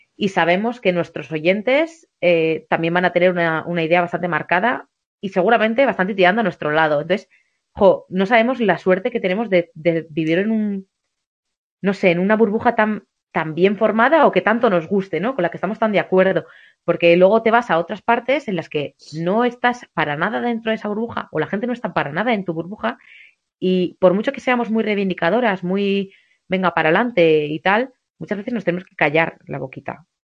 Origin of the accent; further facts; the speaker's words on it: southern Navarre, Spain; moved away as an adult; also born or lived in Bilbao / Pamplona; mi pueblo del sur de Navarra